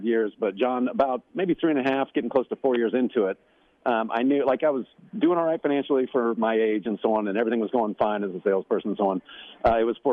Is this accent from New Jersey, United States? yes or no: no; Overland Park, Kansas, United States; moved away; I grew up in Kansas City area